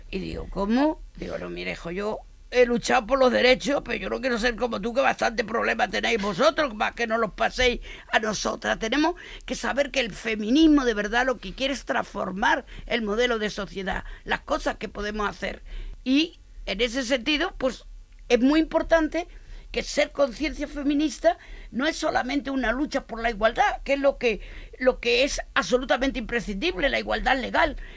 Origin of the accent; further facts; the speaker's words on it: Barcelona, Catalonia, Spain; Y mira que vengo de Barcelona, pues yo también le daría un zasca a alguno de esos